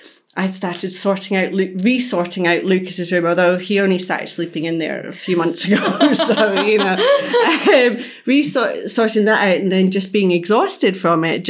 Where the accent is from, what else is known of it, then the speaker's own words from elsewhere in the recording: Scotland, United Kingdom; being from the same area of Scotland